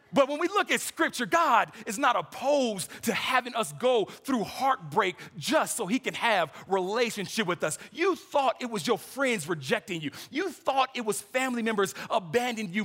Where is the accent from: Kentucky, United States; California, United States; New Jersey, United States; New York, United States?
California, United States; moved away; I'm from California